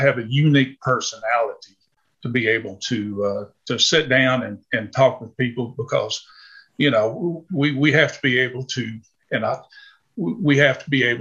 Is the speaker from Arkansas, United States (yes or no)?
yes; Arkansas, United States; I was born and raised here in Arkansas